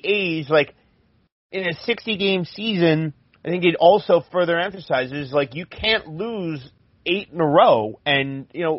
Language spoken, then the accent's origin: English; New Jersey, United States; moved away as an adult; now in Minnesota, United States; I grew up in South Jersey, not too far from Philadelphia, but now I actually work in Minnesota